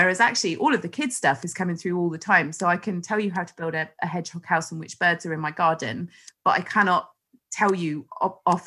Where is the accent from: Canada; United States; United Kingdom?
United Kingdom; West Country, South West England; growing up in the West Country